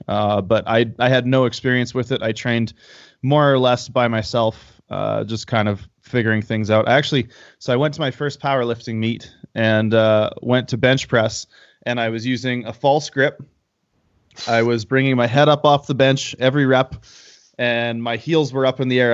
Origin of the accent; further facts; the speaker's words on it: Canada; now in Calgary, Canada; I'm a Canadian powerlifter and powerlifting coach